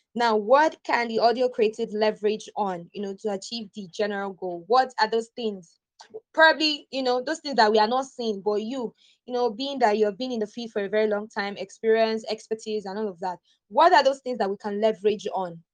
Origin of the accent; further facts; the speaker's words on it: Nigeria; I am a Nigerian